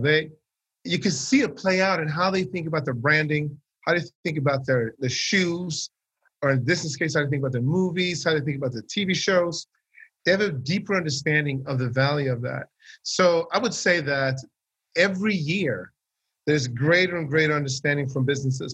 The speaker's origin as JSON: {"language": "English", "country": "Sweden", "tie": "born or raised there", "said": "I grew up in Sweden."}